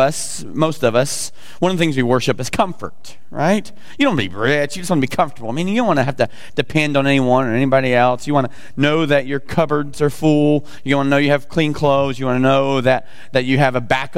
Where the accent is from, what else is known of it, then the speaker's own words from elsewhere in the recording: the South, United States; I'm from the South.